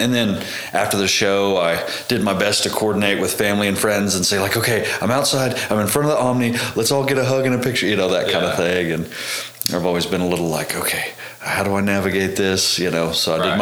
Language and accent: English; Tishomingo, Oklahoma, United States; also born or lived in Amarillo, Texas; I grew up in Tishomingo, Oklahoma